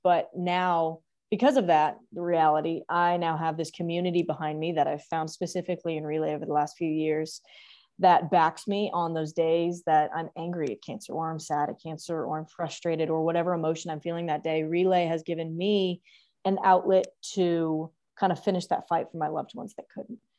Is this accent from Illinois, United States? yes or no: no; The Woodlands, Texas, United States; moved away as an adult; now in Norman, Oklahoma, United States; I'm originally from the Woodlands, Texas. So obviously we went to high school together. Um, and so I, um, lived there for eighteen years